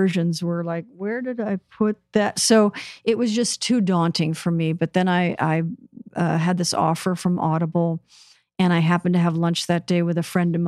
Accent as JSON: {"language": "English", "town": "Beverly Hills", "region": "California", "country": "United States", "tie": "born or raised there", "also_born_or_lived": "Westwood, Los Angeles", "said": "growing up in Westwood and Beverly Hills"}